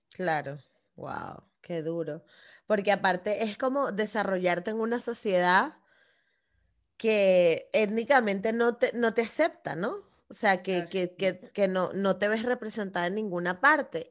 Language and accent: Spanish; Venezuela; yo soy venezolana